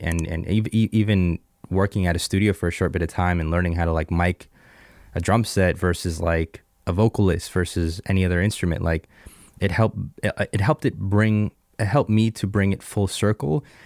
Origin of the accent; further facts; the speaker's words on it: Jupiter, Florida, United States; also born or lived in Bogota, Colombia; now in Seattle, United States; I was born in Columbia, uh, moved to the States when I was seven years old